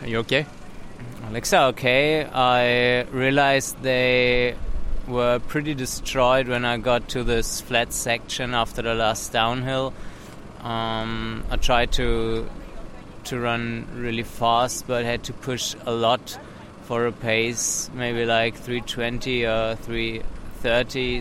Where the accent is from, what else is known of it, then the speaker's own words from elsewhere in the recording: Germany; also from Germany